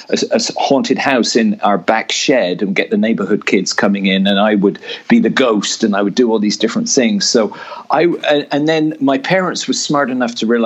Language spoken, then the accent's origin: English; England, United Kingdom; growing up in England in the sixties and seventies, there were no drama programs in school.